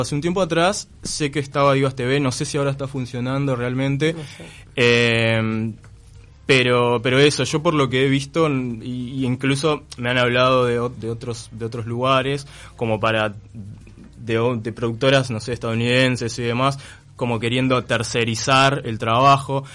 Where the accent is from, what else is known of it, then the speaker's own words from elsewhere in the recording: Melo, Cerro Largo, Uruguay; moved away as an adult; now in Montevideo, Uruguay; Yo soy de Melo, es que es eso, ciudad del interior